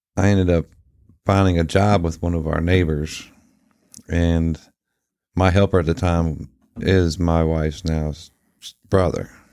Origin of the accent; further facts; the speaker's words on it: Martinsburg, West Virginia, United States; we made friends with the kids around the neighborhood once we did finally settle down in Martinsburg